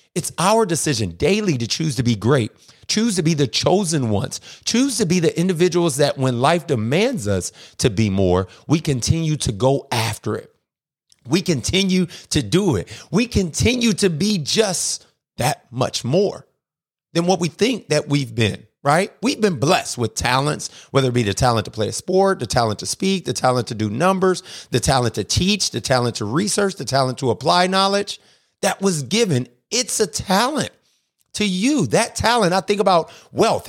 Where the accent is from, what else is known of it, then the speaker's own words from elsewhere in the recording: Akron, Ohio, United States; now in Atlanta, United States; I'm originally from Akron, Ohio. I live in Atlanta, Georgia now